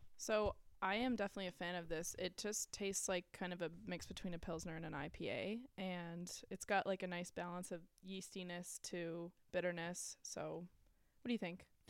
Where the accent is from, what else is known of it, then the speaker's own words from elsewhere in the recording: North Shore, Massachusetts, United States; we are from the North Shore, Massachusetts